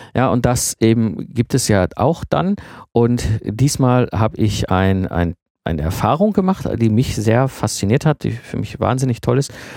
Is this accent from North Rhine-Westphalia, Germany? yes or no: yes; Ruhr area, North Rhine-Westphalia, Germany; ich komme aus dem Ruhrpott